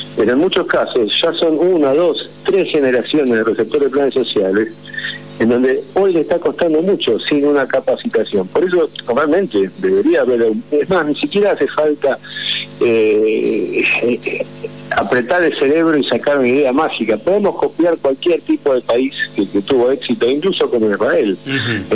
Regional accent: Argentina; somos argentinos

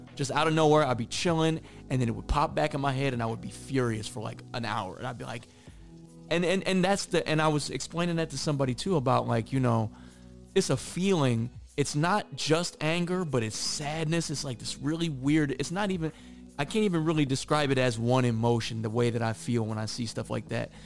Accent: Midwest, United States; I'm from the Midwest

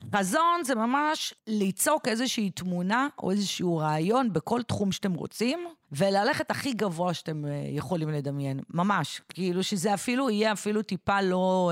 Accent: Israel; נולדתי במדינת ישראל

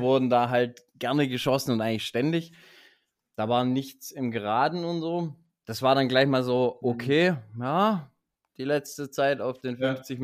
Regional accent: Baden-Württemberg, Germany; bei uns in Baden-Württemberg

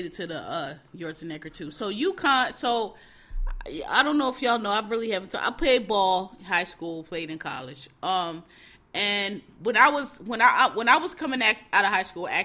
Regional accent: Philadelphia, Pennsylvania, United States; Born and raised in Philadelphia

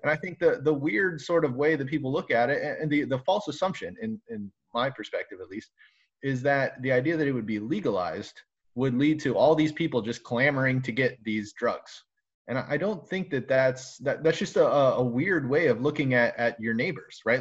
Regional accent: South Florida, United States; now in Michigan, United States; I'm from South Florida

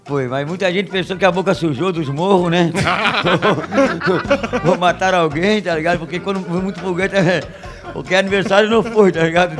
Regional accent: Florianópolis, Santa Catarina, Brazil; eu sou do Correio

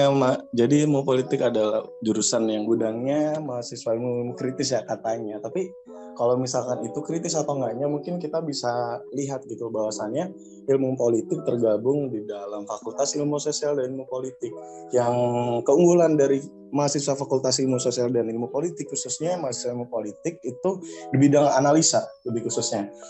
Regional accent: Surabaya, East Java, Indonesia; Aku asli Surabaya.

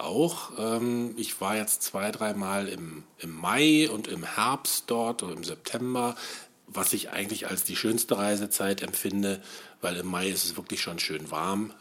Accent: West Germany, Germany; moved away as an adult; now in Brandenburg, Germany; ich bin Wessi, muss ich ja sagen, obwohl ich jetzt schon seit 1999 im Osten lebe.

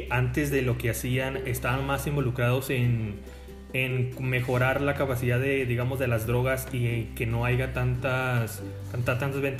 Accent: California, United States; yo que vengo de California

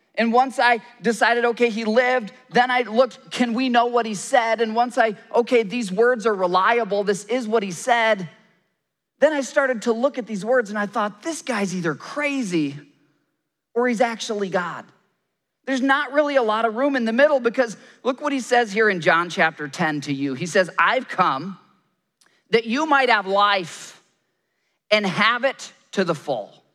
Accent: Michigan, United States; So I grew up in Michigan and we would often go camping up in Canada.

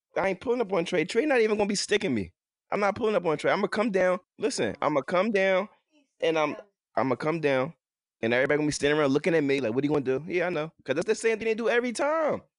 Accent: Philadelphia, Pennsylvania, United States; I'm from Philly, uh, from North Philadelphia, I went to school out here in Philadelphia from elementary to high school

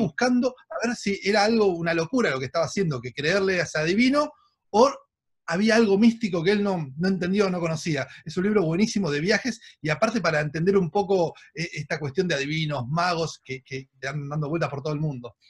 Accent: Argentina; como argentinos

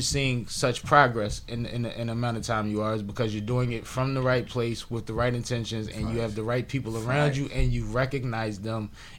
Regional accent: Philadelphia, Pennsylvania, United States; I'm from West Philly. I'm from Uptown, but my family is from West Philly.

